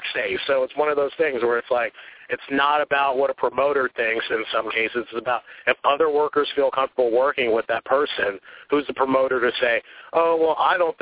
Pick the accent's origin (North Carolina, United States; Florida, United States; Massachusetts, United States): North Carolina, United States; Charlotte; also born or lived in the North; I'm from Charlotte, North Carolina